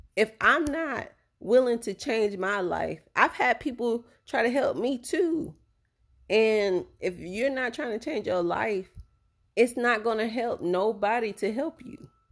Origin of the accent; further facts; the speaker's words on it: Tampa, Florida, United States; my hometown in tampa